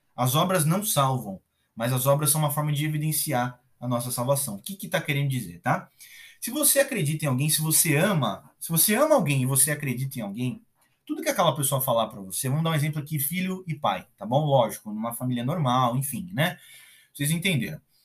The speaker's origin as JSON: {"language": "Portuguese", "country": "Brazil", "said": "Eu sou brasileiro"}